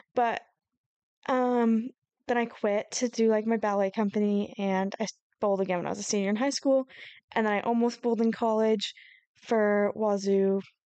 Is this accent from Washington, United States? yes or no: yes; Seattle area, Washington, United States; we're from the Seattle area, Issa more so than me, just a little closer